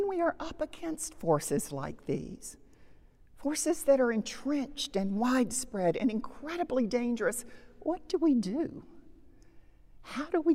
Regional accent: United States

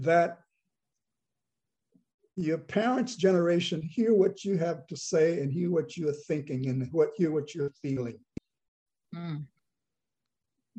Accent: the South, United States; I grew up in the South, and I find that I'm able to live here

